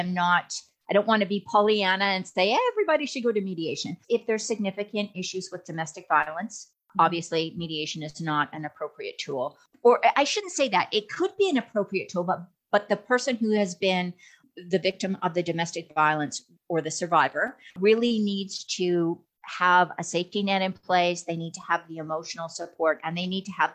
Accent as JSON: {"language": "English", "region": "Alberta", "country": "Canada", "moved": "yes", "lives_now": "Texas, United States", "said": "even though I'm in Texas, I'm from Alberta, so I spent a lot of time up in the Canadian system"}